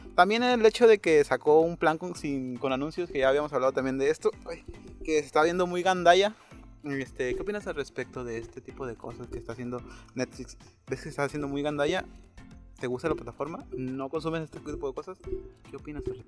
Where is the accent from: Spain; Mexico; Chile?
Mexico; somos mexicanos